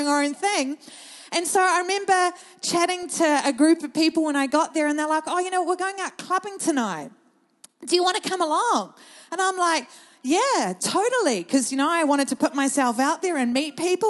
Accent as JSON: {"language": "English", "town": "Thames", "region": "Waikato", "country": "New Zealand", "tie": "born or raised there", "also_born_or_lived": "Auckland", "moved": "as an adult", "said": "I grew up in New Zealand in a small country town called Thames, actually 20 minutes outside of Thames"}